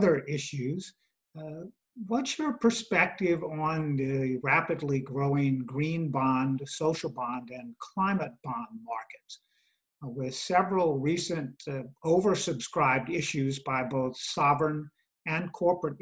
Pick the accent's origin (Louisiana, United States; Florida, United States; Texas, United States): Louisiana, United States; Southern; moved away; I'm originally from Southern Louisiana.